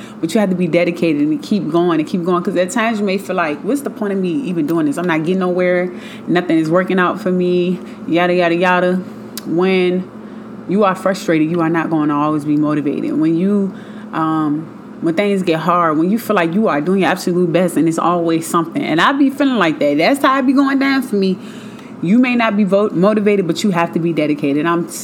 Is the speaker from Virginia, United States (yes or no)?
yes; Richmond, Virginia, United States; moved away; I'm from Richmond, Virginia. That's where I moved from, born and raised